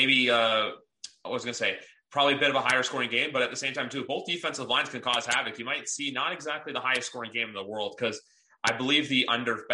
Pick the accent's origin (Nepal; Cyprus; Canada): Canada; I am from Canada as well.